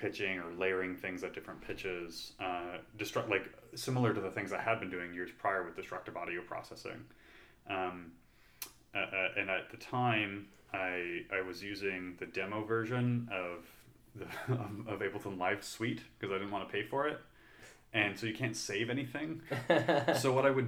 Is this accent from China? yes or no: no; Canada; now in United States; I'm an immigrant, so I'm from Canada